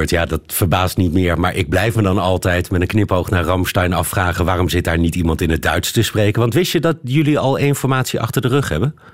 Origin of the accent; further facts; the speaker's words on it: Belgium; dubbel gefaald, moet ik bekennen. Oh. Als Belg.